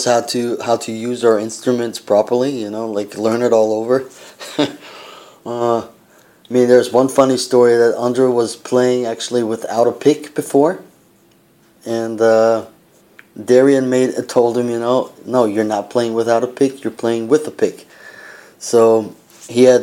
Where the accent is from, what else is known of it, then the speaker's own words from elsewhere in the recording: United States; also born or lived in Austria; now in Prague, Czech Republic; me being the American in the band